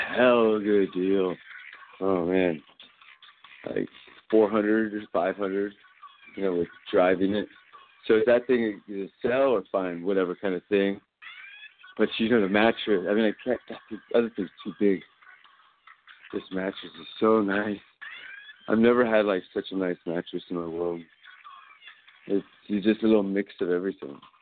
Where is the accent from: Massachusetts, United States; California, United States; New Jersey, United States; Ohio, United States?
California, United States; I'm not New Yorker. This is California, baby. Okay. I grew up with a father from New York. But this is California.